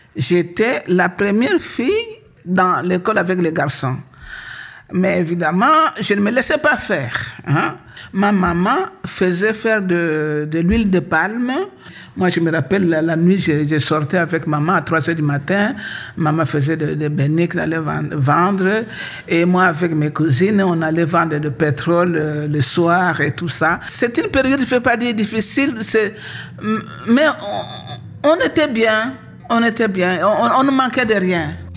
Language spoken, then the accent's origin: French; Kinshasa, DR Congo; also born or lived in Fatondou; now in Belgium; papa a trouvé du travail à Kinshasa, papa est venu nous chercher à Fatondou.